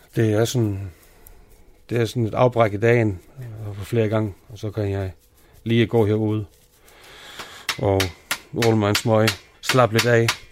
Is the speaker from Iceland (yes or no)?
yes; Iceland; Danish is a second language; moved away as an adult; now in Denmark; jeg er fra Island, og så bor jeg her nu i 14-15 år næsten